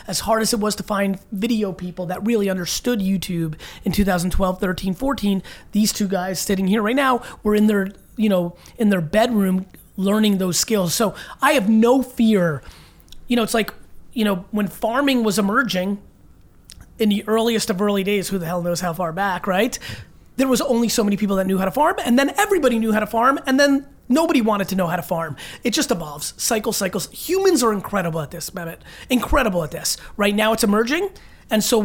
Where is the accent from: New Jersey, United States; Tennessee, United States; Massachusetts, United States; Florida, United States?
New Jersey, United States; Edison; also born or lived in Belarus / Queens, New York; I was born in Belarus in the former Soviet Union, and I grew up in that one bedroom in Queens, New York, when we first came to America for a couple years, and then we moved out to Edison, New Jersey, where I lived in a townhouse, and that's where really I became me